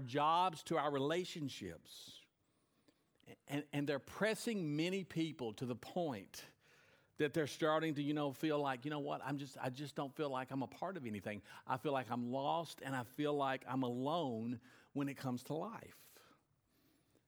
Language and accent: English; United States; as an American